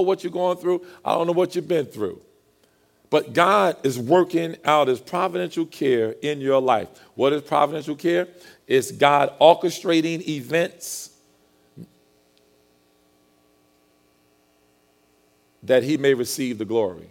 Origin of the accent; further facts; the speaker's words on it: Linden, New Jersey, United States; I grew up in Linden, New Jersey